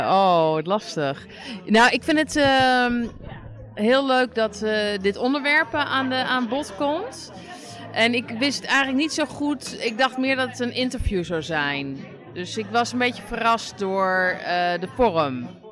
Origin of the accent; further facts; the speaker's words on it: Amsterdam, North Holland, Netherlands; ik ben in Amsterdam opgegroeid, super wit, super hockey